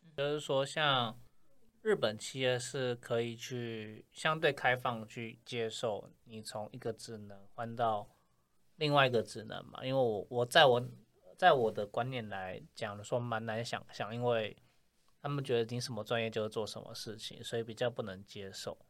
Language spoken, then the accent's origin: Chinese; Taiwan; now in Japan; 我们嗯。台湾人